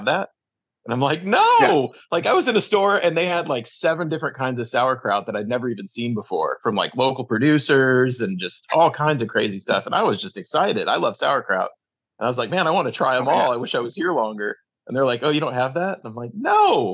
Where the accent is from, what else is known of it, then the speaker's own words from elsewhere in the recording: Midwest, United States; also born or lived in Illinois / Ohio; I grew up in Illinois and Ohio